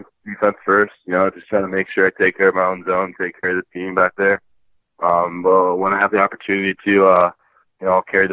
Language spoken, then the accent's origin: English; Chicago, Illinois, United States; I'm from Chicago, Illinois